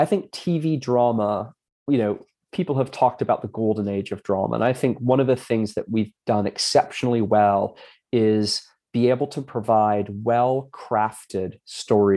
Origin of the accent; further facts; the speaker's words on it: Hamilton, Ontario, Canada; I grew up in Canada, so it was in Hamilton, Ontario